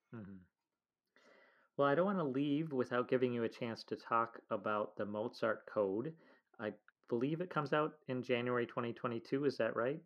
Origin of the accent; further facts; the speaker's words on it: United States; as an American